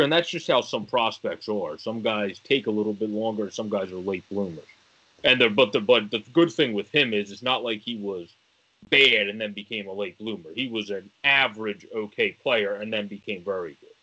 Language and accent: English; Philadelphia, Pennsylvania, United States; my hometown Phillies